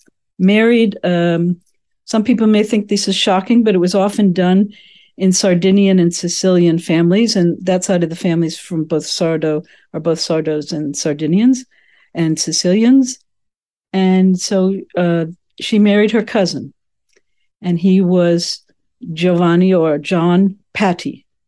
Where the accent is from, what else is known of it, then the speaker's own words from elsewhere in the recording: Woodbury, New Jersey, United States; born there; I was born in what is often called the armpit of New Jersey. I was born in Camden County in Woodbury, New Jersey. And I'm the eldest of six living children.